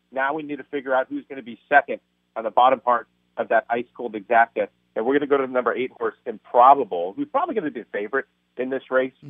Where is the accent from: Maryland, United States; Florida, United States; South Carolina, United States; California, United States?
California, United States; Cypress; I grew up in Cypress